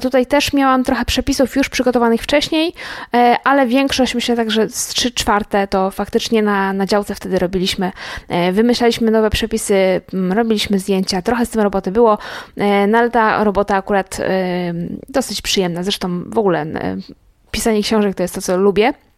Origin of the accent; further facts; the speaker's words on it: Łódź, Łódź Voivodeship, Poland; Ja w ogóle jestem z Łodzi